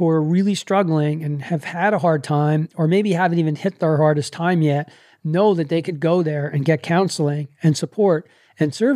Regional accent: New York, United States; I'm a New Yorker

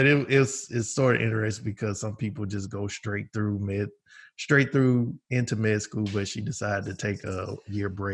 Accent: Shreveport, Louisiana, United States; we are both from Shreveport, Louisiana, born and raised

